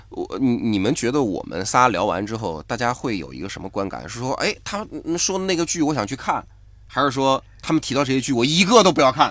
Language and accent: Chinese; China; 我们中国人